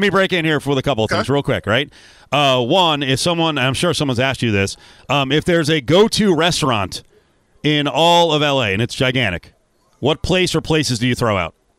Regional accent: United States; moved away as an adult; now in Las Vegas, United States; I'm not from Southern California. I'm actually from the New Jersey, New York area, but I've been here in Vegas for like 25 years

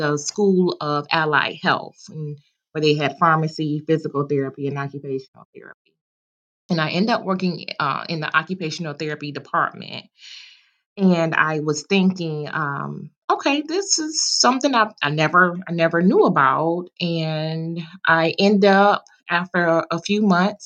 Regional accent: Detroit, Michigan, United States; now in North Carolina, United States; I was born and raised in Detroit

